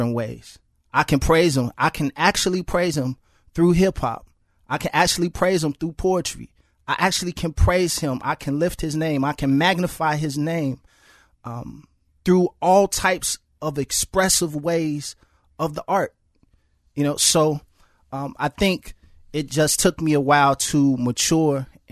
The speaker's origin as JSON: {"language": "English", "town": "Chicago", "region": "Illinois", "country": "United States", "tie": "born or raised there", "said": "I grew up in Chicago public housing"}